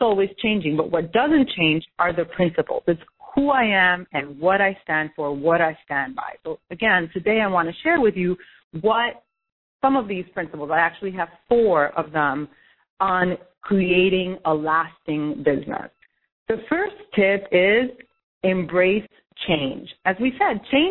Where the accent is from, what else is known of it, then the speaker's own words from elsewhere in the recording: New York City, New York, United States; I'm from New York City